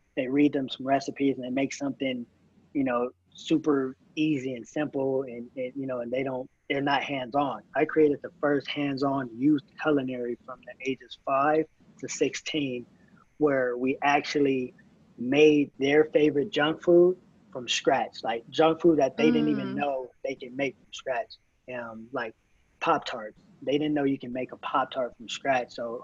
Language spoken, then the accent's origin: English; Moreno Valley, California, United States; also born or lived in Los Angeles; I'm from Moreno Valley, and all my family's from